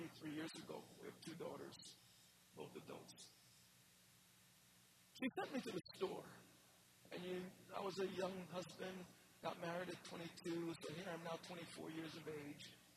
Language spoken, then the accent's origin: English; New York, United States; born or raised there; also born or lived in Jamaica